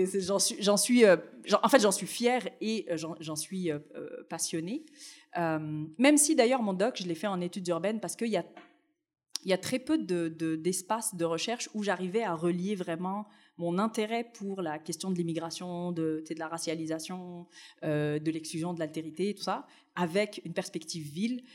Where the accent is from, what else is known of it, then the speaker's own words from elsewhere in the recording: Tunisia; now in Montreal, Canada; Moi, je suis née en Tunisie, j'ai connu le Maghreb dans mon enfance